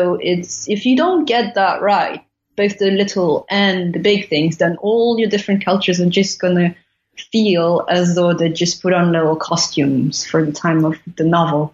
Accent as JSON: {"language": "English", "town": "Paris", "region": "Île-de-France", "country": "France", "tie": "born or raised there", "said": "I went to a Catholic school in the 17th district"}